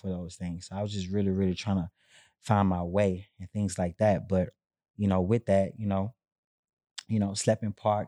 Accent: Houston, Texas, United States; I'm from Third Ward, Texas, the capital of Houston.

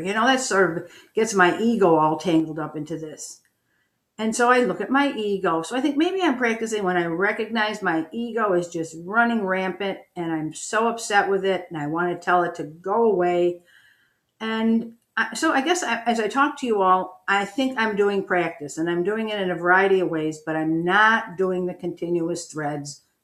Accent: Buffalo, New York, United States; I'm from Buffalo.

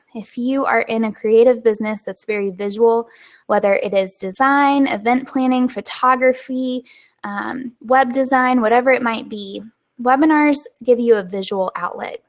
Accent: the South, United States; accent: Southern; my Southern accent

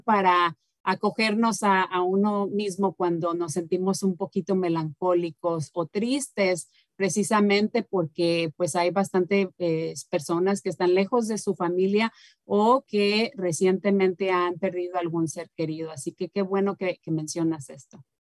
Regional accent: Mexico; moved away; nosotros en México tenemos obviamente muchas de las tradiciones de España

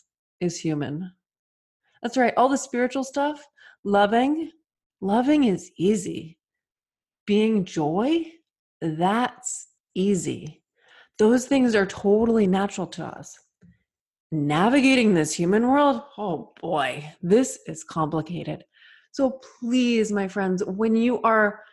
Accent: Massachusetts, United States; I was born and raised in Massachusetts

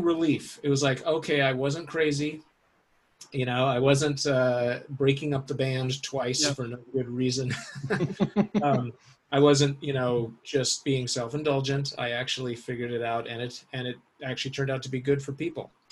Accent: Seattle, Washington, United States; I grew up in Seattle

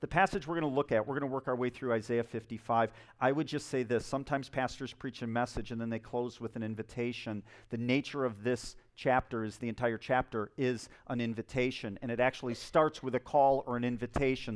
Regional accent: Spring Lake, United States; my hometown of Spring Lake, I live in a small town

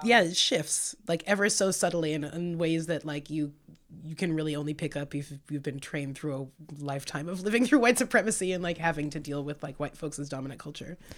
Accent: Santa Cruz, California, United States; moved away as an adult; also born or lived in San Francisco / Seattle; now in Portland, United States; I was born in San Francisco and raised in Santa Cruz

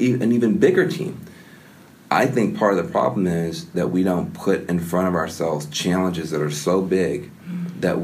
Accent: the American South, Southern United States, United States; moved away

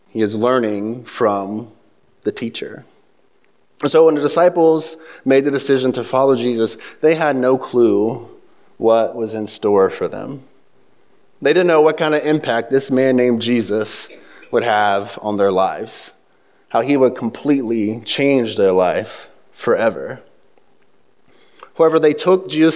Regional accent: the South, United States; moved away; also born or lived in the North (US); I'm from the South, I grew up in the city, so there's nothing Southern about me, but being raised south of the Mason-Dixon line, as I moved up north, some of the vocabulary kind of slipped into mine.

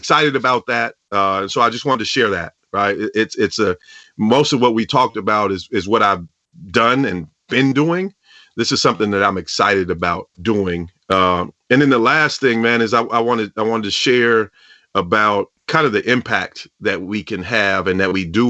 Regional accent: the Northwest, Pacific Northwest, United States; I grew up in the Northwest

